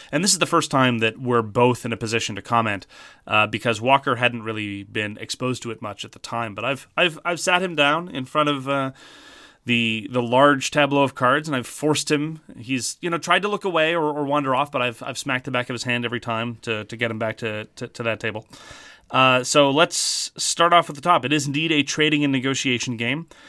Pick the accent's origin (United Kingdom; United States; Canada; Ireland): Canada; Speaking as a Canadian